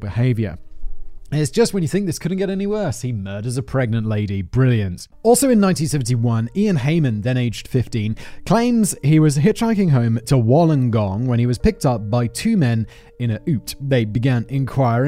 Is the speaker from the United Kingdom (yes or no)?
yes; United Kingdom; I'm just British